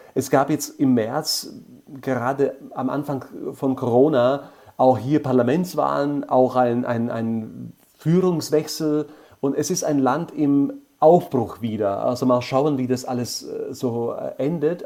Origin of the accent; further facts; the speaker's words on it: Bratislava, Bratislava Region, Slovakia; mit meiner Stadt, wo ich geboren bin und wo ich tatsächlich fast mein ganzes Leben lang lebe